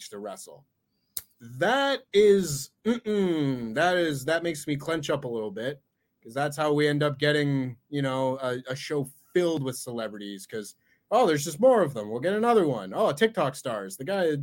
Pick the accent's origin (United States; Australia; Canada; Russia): Canada; as a Canadian